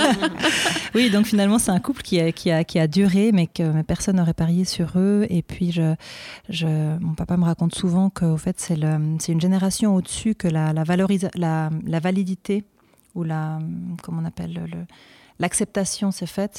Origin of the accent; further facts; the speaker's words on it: Fribourg, Switzerland; je suis fribourgeoise d'origine